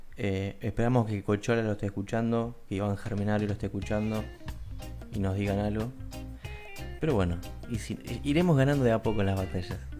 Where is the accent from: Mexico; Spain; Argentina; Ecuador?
Argentina; los argentinos que nos enojamos por todo